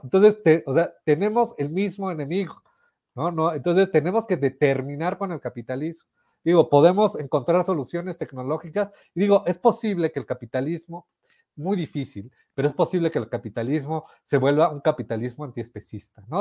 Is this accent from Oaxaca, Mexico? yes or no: no; Mexico City, Mexico; ambos somos de la Ciudad de México